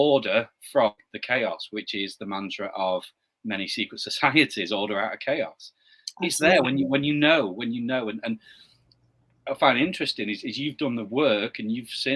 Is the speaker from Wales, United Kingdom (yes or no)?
no; Blackpool, North West England, United Kingdom; in my hometown, I live on the northwest coast, a little town called Blackpool